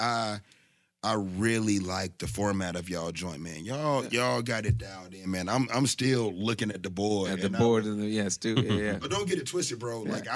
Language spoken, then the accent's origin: English; Southampton County, Virginia, United States; I'm from Virginia, so I'm from the top of the South.